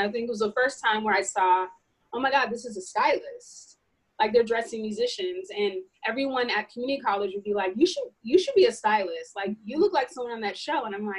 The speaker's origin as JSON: {"language": "English", "region": "California", "country": "United States", "said": "I'm from Northern California, like a little bit an hour above."}